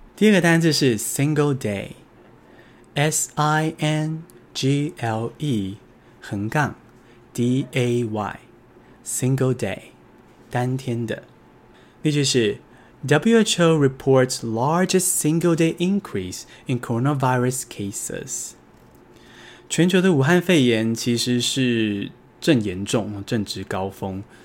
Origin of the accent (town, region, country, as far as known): Taiwan